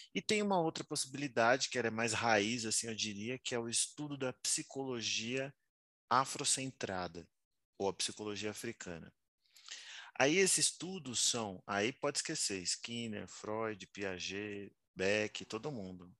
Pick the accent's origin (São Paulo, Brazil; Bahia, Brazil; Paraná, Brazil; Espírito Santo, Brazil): São Paulo, Brazil; eu sou nascido em São Paulo, na Vila Nova Cachoeirinha